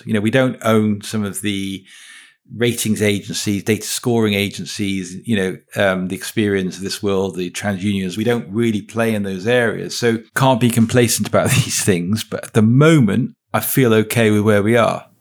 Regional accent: Wales, United Kingdom; I'm from Wales

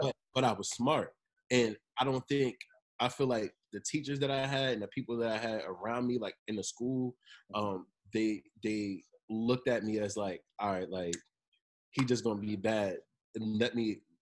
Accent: Monmouth County, New Jersey, United States; also born or lived in Seaford, Delaware / Long Branch, New Jersey / Tinton Falls, New Jersey / Red Bank, New Jersey; I'm from Monmouth County

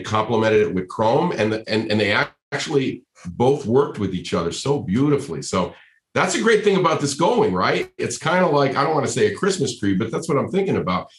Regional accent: Rhode Island, United States; now in California, United States; I grew up in Rhode Island. I'm a New England. I'm a New England boy, right? I mean, I grew up in Rhode Island, but I've been in California for a long time now

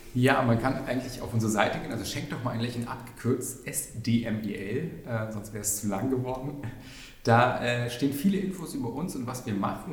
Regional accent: Berlin, Germany; also born or lived in Spandau, Berlin; Ich bin in Schöneberg wirklich noch geboren. Ich bin, also, man trifft selten echte Berliner, aber sogar echte Schöneberger.

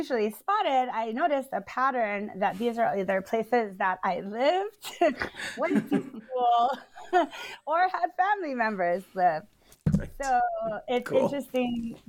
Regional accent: Hawaii, United States; Growing up in Hawaii

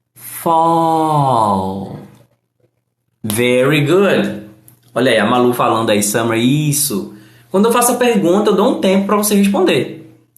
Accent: Brazil; I am from Brazil.

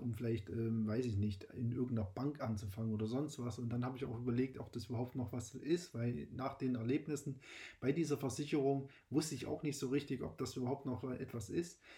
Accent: Saxony, Germany; born there; moved away; es ist so, ich bin tatsächlich äh, in Sachsen geboren und ähm, lebe aber jetzt schon seit fast 15 Jahren auch äh, in Bayern. Deswegen hört man vielleicht auch den Dialekt nicht mehr so.

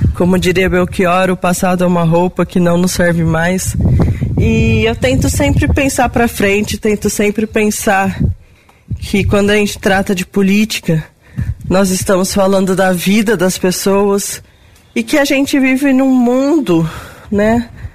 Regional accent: Brazil; enquanto brasileiro

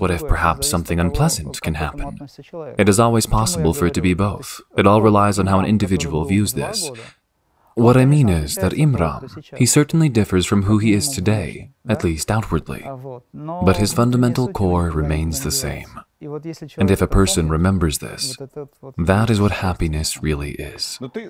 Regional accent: Makhachkala, Dagestan, Russia; a number of well-known individuals were startled that I was from Makhachkala, Dagestan.

